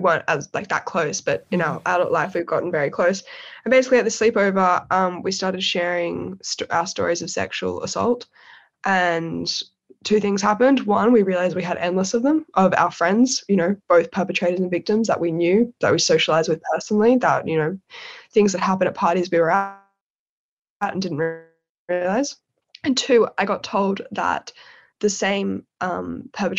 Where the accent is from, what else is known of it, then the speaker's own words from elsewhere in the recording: Sydney, New South Wales, Australia; moved away as an adult; now in London, United Kingdom; my personal background is growing up in Sydney's eastern suburbs